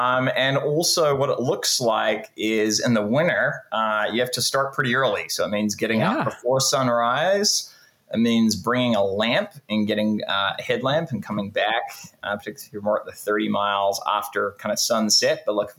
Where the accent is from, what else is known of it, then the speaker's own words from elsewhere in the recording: New Zealand; also born or lived in Canada / United Kingdom; now in California, United States; I was born in Canada. I grew up in New Zealand, went to school in the UK, and have been in California for the last 15 or so years.